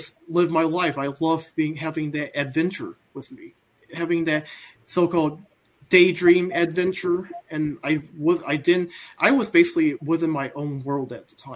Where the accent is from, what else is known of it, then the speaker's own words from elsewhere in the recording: Midland, Michigan, United States; I am born in the late 80s. And I am from Midland, Michigan.